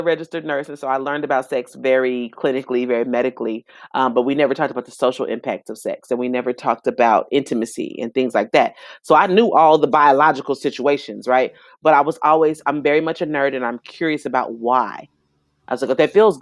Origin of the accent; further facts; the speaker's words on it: Dallas, Texas, United States; also born or lived in Houston; I was born in Dallas and mostly raised in Dallas. High school here, college in Houston. So I'm a Texan all day